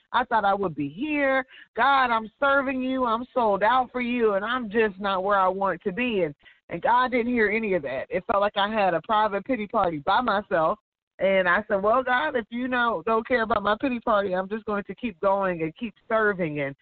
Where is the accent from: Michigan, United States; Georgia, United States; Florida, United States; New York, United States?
Georgia, United States; I went to technical school in my hometown in Georgia